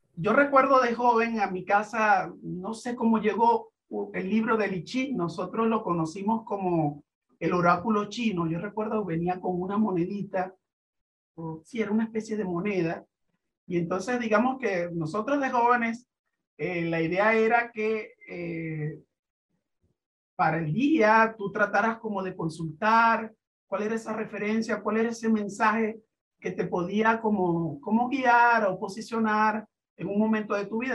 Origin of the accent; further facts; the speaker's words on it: Venezuela; nuestro país, a Venezuela